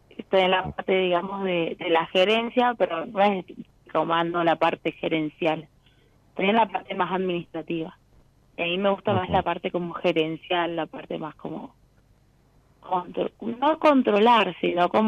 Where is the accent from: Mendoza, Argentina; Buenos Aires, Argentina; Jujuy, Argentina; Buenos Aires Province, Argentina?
Mendoza, Argentina; De Mendoza.